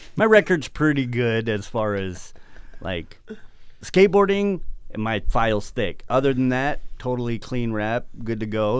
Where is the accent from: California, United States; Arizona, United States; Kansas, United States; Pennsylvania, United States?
Arizona, United States; I grew up in Arizona